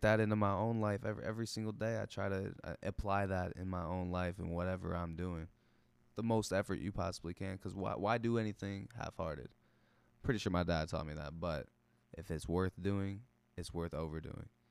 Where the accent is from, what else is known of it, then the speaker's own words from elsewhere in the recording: United States; we're Americans